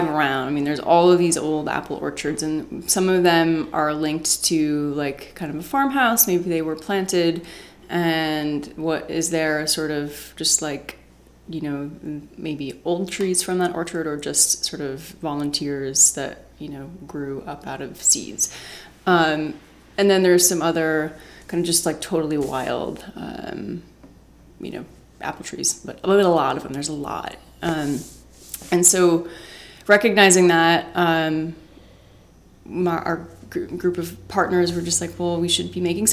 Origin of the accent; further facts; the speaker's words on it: Rensselaerville, New York, United States; I grew up in Rensselaerville